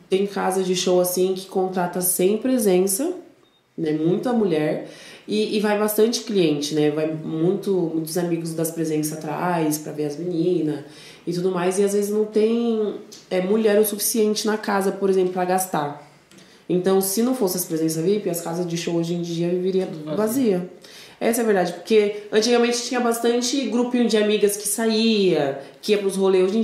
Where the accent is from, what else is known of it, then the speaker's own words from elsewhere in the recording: São Paulo, Brazil; Sou, sou daqui de São Paulo.